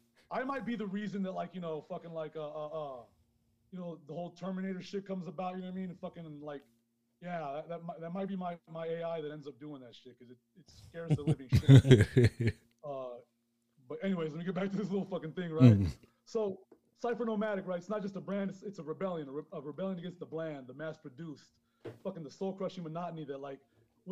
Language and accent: English; New York City, New York, United States; moved away as an adult; also born or lived in Honduras / London / Las Vegas; now in Mexico; I was born in Honduras, man. I grew up in Queens, but I also lived in London and fucking Vegas